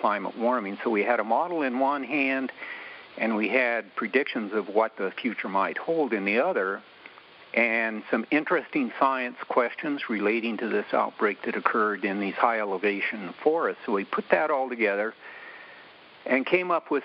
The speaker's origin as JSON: {"language": "English", "area": "the West", "region": "Rocky Mountains", "country": "United States", "tie": "born or raised there", "also_born_or_lived": "Virginia / Logan, Utah", "said": "I grew up in the West, in the Rocky Mountains"}